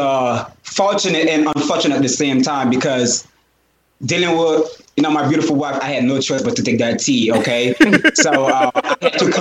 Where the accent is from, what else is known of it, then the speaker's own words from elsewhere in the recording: Jamaica; First of all, I grew up from Jamaica. I grew up around Jamaicans, you know?